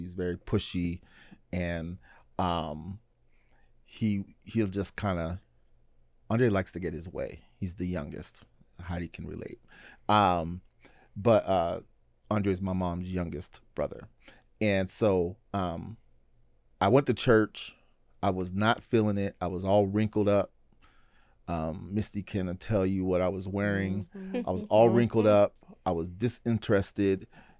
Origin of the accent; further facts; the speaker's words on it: Pittsburgh, Pennsylvania, United States; now in Oregon, United States; So I moved from Pennsylvania.